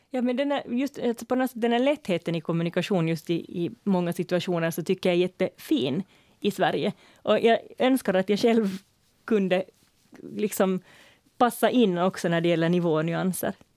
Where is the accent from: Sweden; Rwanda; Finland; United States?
Finland; first language Swedish; jag var hemma i Finland på besök så kände jag en jättestor lättnad över att vara i ett sammanhang där jag får kommunicera på mitt sociala modersmål